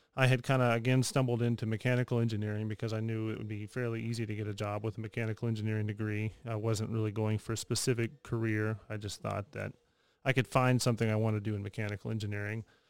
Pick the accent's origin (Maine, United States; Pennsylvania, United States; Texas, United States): Texas, United States; moved away as an adult; trying to find a job somewhere back in Texas, and just kind of took what I could and ended up back in my hometown